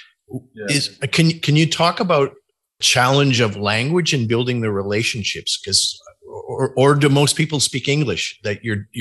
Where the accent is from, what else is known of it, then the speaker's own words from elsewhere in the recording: Canada; being a Canadian